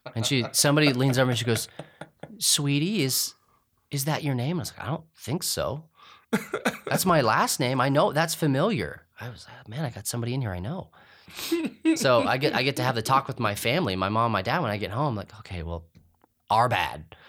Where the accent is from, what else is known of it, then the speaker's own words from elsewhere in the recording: Clovis, New Mexico, United States; I grew up in Clovis, New Mexico